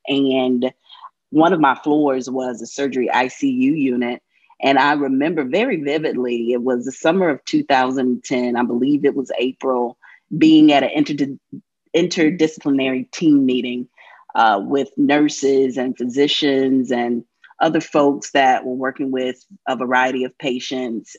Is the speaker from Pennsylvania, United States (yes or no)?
no; North Carolina, United States; a queer woman growing up in the Church of God Church in North Carolina